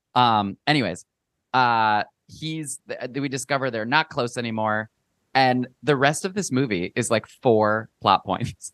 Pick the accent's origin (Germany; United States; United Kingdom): United States; Midwest; growing up in the Midwest